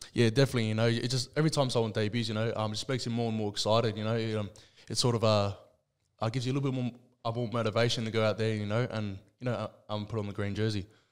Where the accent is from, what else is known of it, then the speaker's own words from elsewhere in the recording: Sydney, New South Wales, Australia; I was born and raised in Liverpool, Sydney.